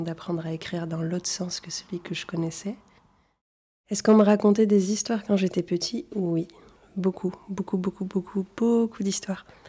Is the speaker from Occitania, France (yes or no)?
yes; Toulouse, Occitania, France; first language Arabic; French is a second language; also born or lived in Tunisia; je viens de Toulouse, j'habite dans le quartier d'Ampalo à Toulouse